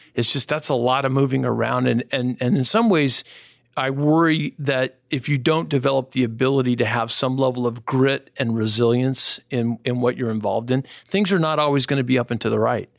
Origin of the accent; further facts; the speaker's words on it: Northern California, United States; I was born and raised here in Northern California